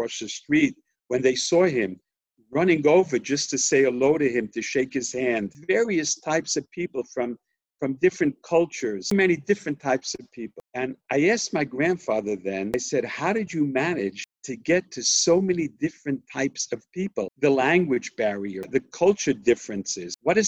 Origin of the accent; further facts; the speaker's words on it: United States; I was born in America and grew up in America, my father was born in Jerusalem